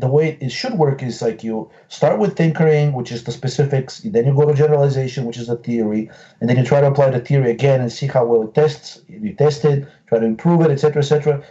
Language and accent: English; Bulgaria; moved away as an adult; now in Washington, D.C., United States; I came directly from Bulgaria in 1997